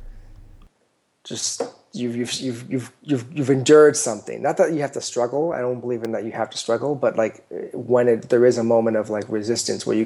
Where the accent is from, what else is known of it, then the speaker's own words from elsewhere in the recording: United States; I'm American.